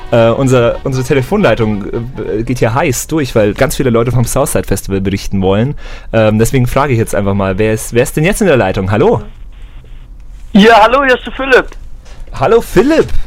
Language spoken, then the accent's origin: German; Ravensburg, Baden-Württemberg, Germany; Nein, ich bin ursprünglich aus Ravensburg, unten am Bodensee.